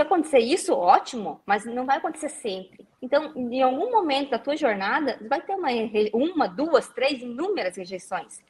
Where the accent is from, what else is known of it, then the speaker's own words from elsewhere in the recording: interior of Paraná, Brazil; moved away as an adult; now in Curitiba, Brazil; eu sou uma menina que vem do interior do Paraná, tá aqui em Curitiba